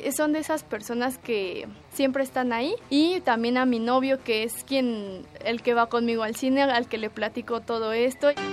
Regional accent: Mexico City, Mexico; Nací aquí en el DF

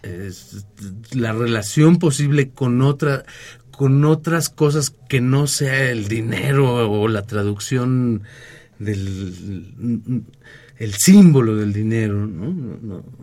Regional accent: Mexico; nuestro país

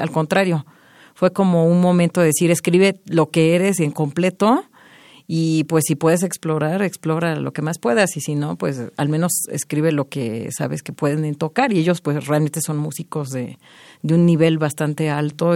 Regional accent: Mexico; moved away as an adult; also born or lived in Montreal, Canada; Desde mi origen, pues obviamente siempre voy a sentir que soy más mexicana que canadiense porque pues es de aquí

